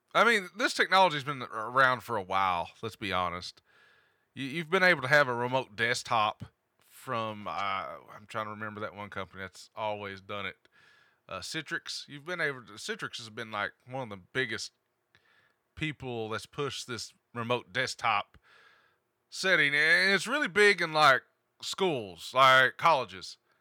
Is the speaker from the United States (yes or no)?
yes; Appalachia, United States; accent: hillbilly twang